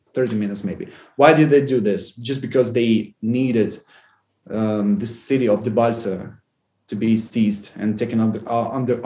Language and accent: English; Volnovakha, Donetsk Oblast, Ukraine; moved away; my hometown, Volnovakha